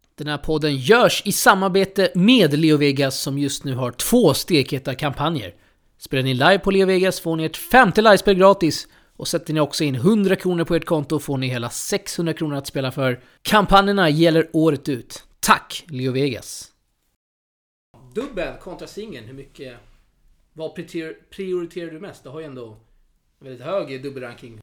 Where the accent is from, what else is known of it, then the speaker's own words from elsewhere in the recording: Sweden; som svensk här uppfödd, född och uppvuxen i Sverige